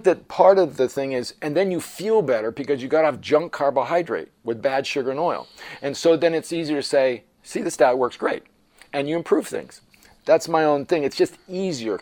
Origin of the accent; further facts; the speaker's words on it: United States; I'm talking from America